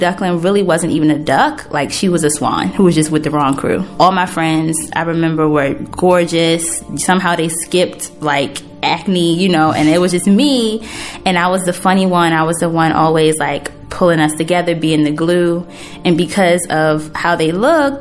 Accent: Baltimore, Maryland, United States; also born or lived in Cherry Hill, South Baltimore; I grew up in East Baltimore, but I spent middle school and high school in Cherry Hill.

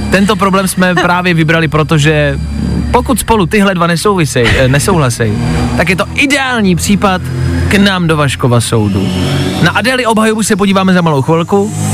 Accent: Plzeň, Plzeň Region, Czechia; já jsem taky z Plzně

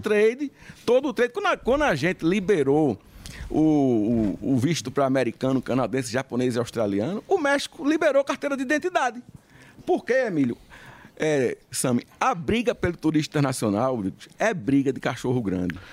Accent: Recife, Pernambuco, Brazil; eu tô falando como recifense

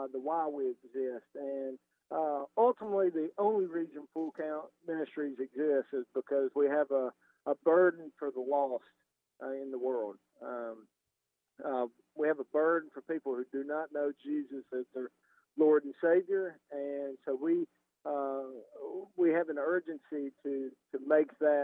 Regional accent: Hendersonville, Tennessee, United States; I grew up in a town just north of Nashville, born and raised, still live there today in Hendersonville, Tennessee.

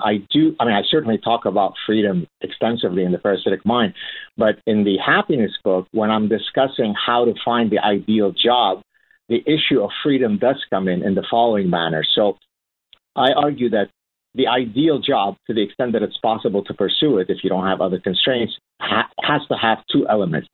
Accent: Lebanon; moved away; my childhood growing up in Lebanon and the horrors of the Lebanese Civil War that we went through

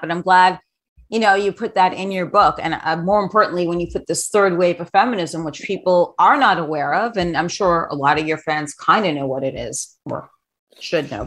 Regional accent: New York, United States; I grew up in New York. I'm a New Yorker.

